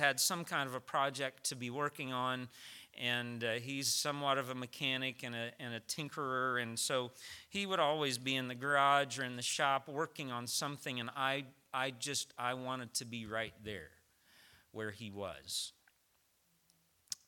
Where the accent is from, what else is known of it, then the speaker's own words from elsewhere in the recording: Tennessee, United States; moved away; I'm from Tennessee